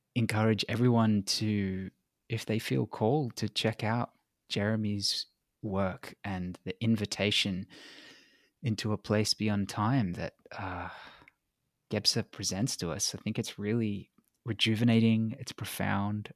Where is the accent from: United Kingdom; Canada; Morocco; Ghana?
United Kingdom; England; now in Australia; I'm an implant anyway. I was born in England